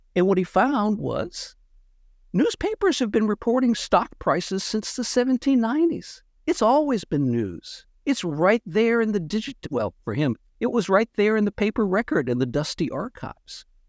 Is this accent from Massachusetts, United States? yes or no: yes; Massachusetts, United States; I grew up in Massachusetts